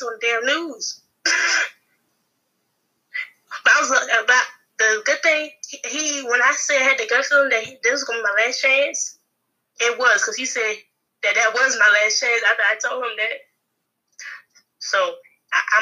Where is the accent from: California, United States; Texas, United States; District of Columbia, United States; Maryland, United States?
Maryland, United States; Capitol Heights; I'm from Capitol Heights